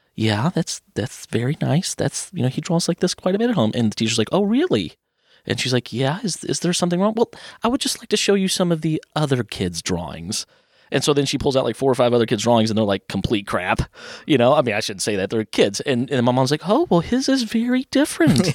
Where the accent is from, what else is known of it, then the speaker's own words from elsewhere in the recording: Louisville, Kentucky, United States; born and raised in Cloverleaf Acres